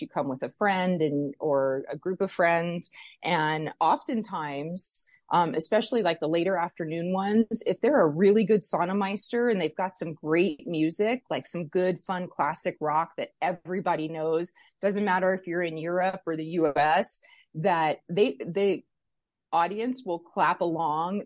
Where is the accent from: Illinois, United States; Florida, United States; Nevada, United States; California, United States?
Nevada, United States; Las Vegas; I was born and raised here in Las Vegas